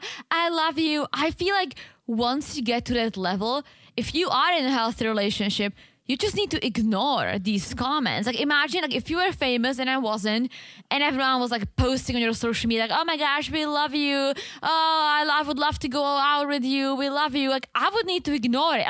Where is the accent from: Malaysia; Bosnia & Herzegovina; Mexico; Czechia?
Czechia; moved away; in my hometown, let's say you can get a really nice apartment